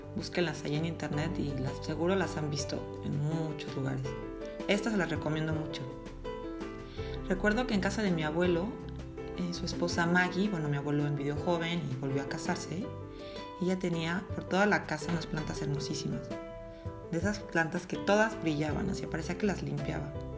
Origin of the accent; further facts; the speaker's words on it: Mexico; moved away as an adult; yo pues nací en México